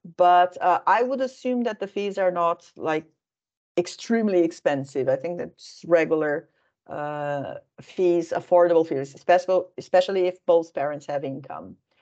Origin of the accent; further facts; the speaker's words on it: Brazil; moved away as an adult; also born or lived in Helsinki, Finland; now in Finland; I am originally from Brazil